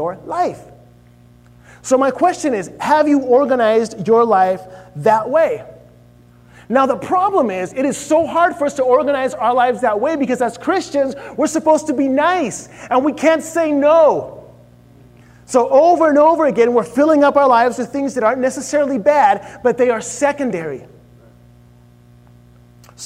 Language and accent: English; Chile; moved away; I grew up in Chile